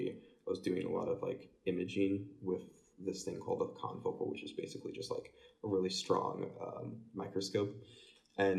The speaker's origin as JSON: {"language": "English", "town": "Fort Wayne", "region": "Indiana", "country": "United States", "said": "I'm from Fort Wayne, Indiana."}